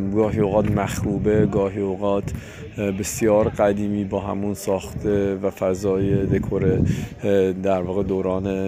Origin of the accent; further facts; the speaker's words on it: Iran; ما ایرانی هستیم